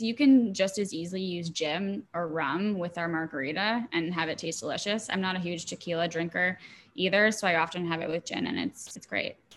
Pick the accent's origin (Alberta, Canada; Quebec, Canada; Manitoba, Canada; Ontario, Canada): Quebec, Canada; Montreal; I am Canadian. I grew up in Montreal